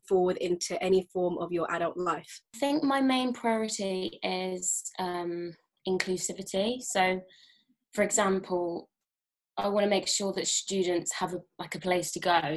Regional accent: Worcestershire, West Midlands, United Kingdom; moved away; I'm originally from Worcestershire near Birmingham

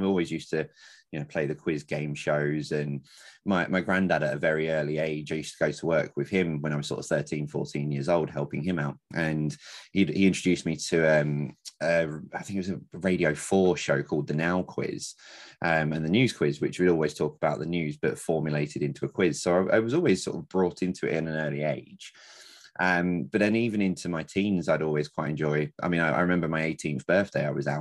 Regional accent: London, United Kingdom; moved away as an adult; now in Lancashire, United Kingdom; born and bred in London

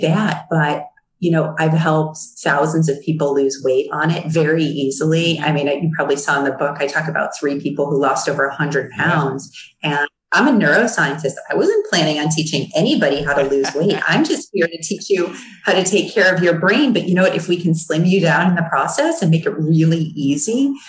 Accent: Chicago, Illinois, United States; So I'm from Chicago, Chicago Bears fan.

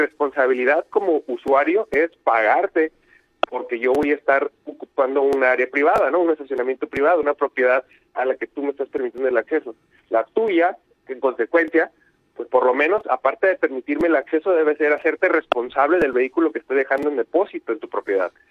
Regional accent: Mexico; Creo que eh, debemos dejar de pensar así como sociedad, como mexicanos, debemos de aspirar a ser una sociedad más responsable

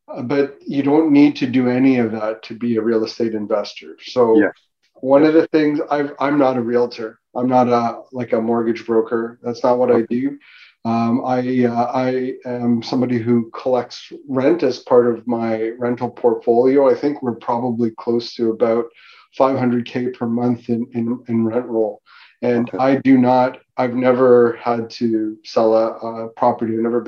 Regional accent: North York, Ontario, Canada; because I was from North, I started in North York, we moved, you know, east, and then we moved out to the Durham region, right?

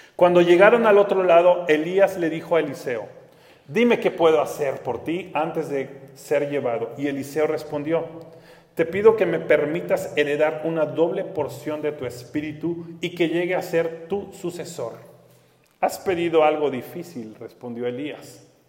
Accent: Mexico; como mexicanos

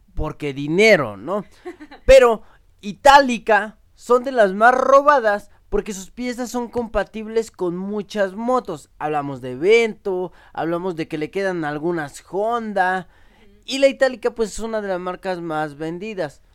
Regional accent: Mexico; nos reconoce como mexicanos

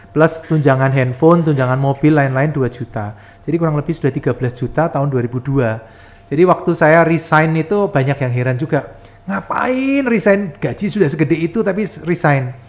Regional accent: Yogyakarta, Special Region of Yogyakarta, Indonesia; Saya lahir di Jogja uh, sampai kuliah saya di Jogja

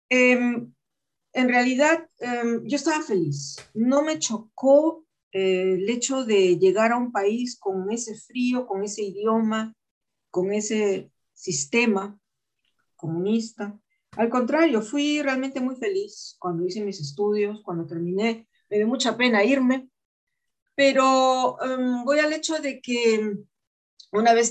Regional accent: Peru; also born or lived in Germany / Spain; He vivido en tantos lugares que, por supuesto, yo sé que soy peruana, pero yo me considero de todas partes. No me considero de Alemania, no me considero de España

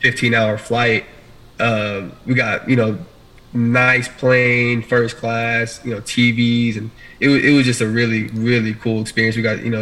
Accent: Dickinson, Texas, United States; I am from Dickinson, Texas. It's a little bit outside of Houston, Texas

